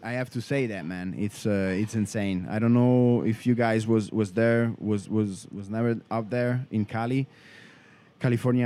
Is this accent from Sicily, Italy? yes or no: no; Rome area, Lazio, Italy; born in Italy, in Rome, and uh, I grew up, um, you know, like um, 40 kilometers outside uh, from the from the city